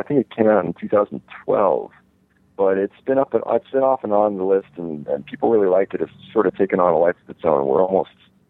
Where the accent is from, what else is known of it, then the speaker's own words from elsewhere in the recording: East Coast, United States; I met a lot of people that I never would have been exposed to if I had stayed in New York. I grew up on the East Coast.